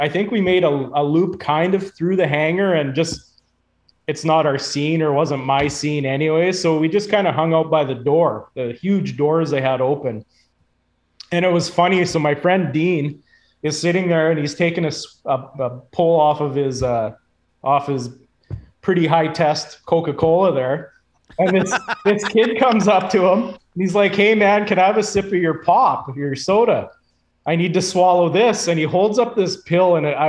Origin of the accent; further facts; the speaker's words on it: Saskatchewan, Canada; And then we're like, well, we're from Saskatchewan.